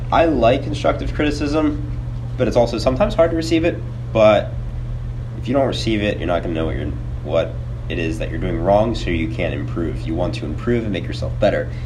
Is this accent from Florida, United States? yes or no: no; Mount Laurel, New Jersey, United States; I'm from uh, Mount Laurel, New Jersey, which is 35 minutes over the Ben Franklin Bridge if you're from Philadelphia. And I went to high school at uh, Lenape High School